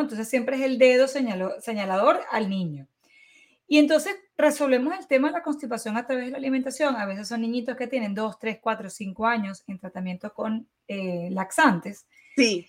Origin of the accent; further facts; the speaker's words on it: Venezuela; moved away; como buena venezolana